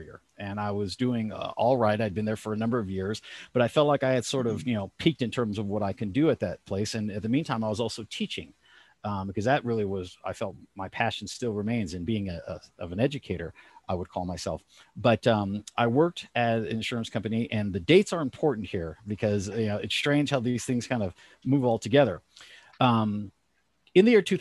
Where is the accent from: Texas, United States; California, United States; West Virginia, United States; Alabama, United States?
California, United States; moved away as an adult; also born or lived in Los Angeles; now in Elizabeth, Pennsylvania, United States; I was born and raised in California.